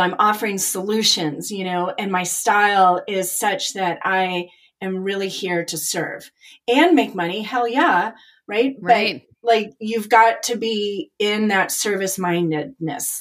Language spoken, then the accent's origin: English; Chicago, Illinois, United States; moved away; also born or lived in Nashville; I'm from Chicago